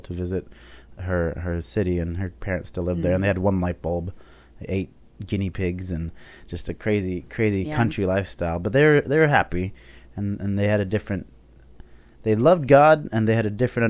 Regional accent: Cut and Shoot, Texas, United States; also born or lived in Ecuador; when I grew up in Texas, so that's where we ended up settling in 99

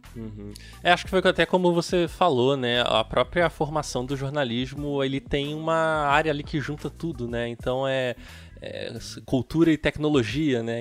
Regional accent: Nilópolis, Rio de Janeiro, Brazil; eu sou do Rio de Janeiro, né? Então eu morei, eu morava em Nilópolis

